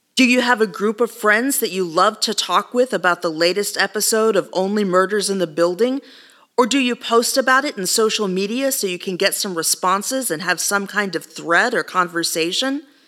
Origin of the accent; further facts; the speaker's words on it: Texas, United States; I was raised on tacos and fajitas. It's as Texan as the day is long.